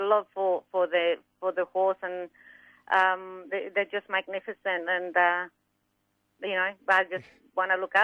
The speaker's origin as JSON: {"language": "English", "country": "Mexico", "tie": "born or raised there", "moved": "yes", "lives_now": "Australia", "said": "I'm from Mexico originally, so I grew up in Mexico, and my dad had quarter horses"}